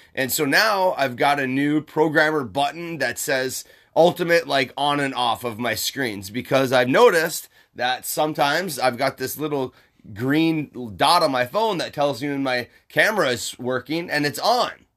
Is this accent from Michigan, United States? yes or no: yes; Upper Michigan, United States; moved away; I'm from Upper Michigan